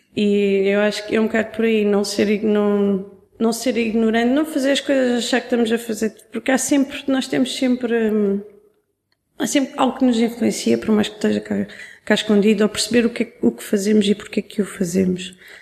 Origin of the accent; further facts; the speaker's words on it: Algarve, Portugal; eu cresci no Algarve